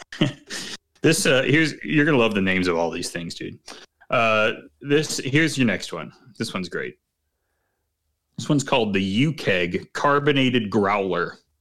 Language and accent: English; Chicago, Illinois, United States; as a Chicagoan